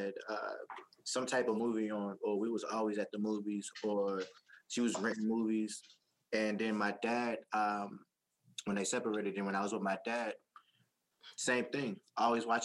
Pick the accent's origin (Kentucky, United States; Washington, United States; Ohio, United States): Kentucky, United States; moved away; We're both from Kentucky.